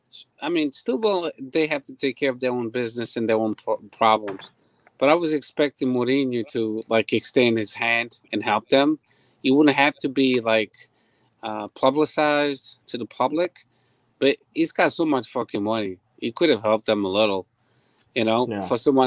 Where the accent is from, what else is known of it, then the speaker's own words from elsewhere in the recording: Aveiro, Aveiro District, Portugal; because I'm from Aveiro, and I saw them play at Mário Duarte.